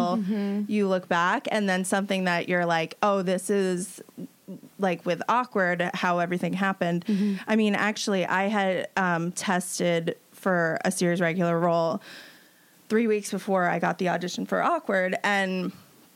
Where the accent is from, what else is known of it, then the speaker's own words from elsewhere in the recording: New York, United States; I grew up in New York